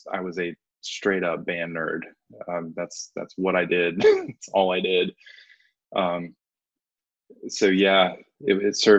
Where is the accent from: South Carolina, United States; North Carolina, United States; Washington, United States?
North Carolina, United States; Haywood County; I grew up here in Haywood County